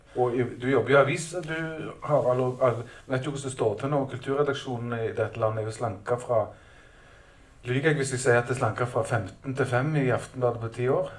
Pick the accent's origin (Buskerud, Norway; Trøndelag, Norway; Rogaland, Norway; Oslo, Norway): Rogaland, Norway; Stavanger; Jeg kommer jo fra Stavanger